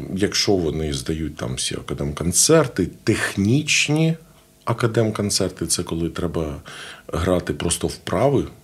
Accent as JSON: {"language": "Ukrainian", "town": "Zhytomyr", "region": "Zhytomyr Oblast", "country": "Ukraine", "tie": "born or raised there", "said": "я з Житомира. Ну. Я закінчив е, Житомирське музичне училище"}